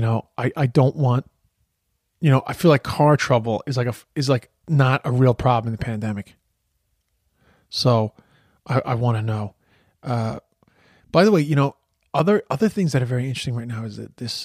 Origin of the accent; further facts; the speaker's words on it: United States; moved away; I'm from the States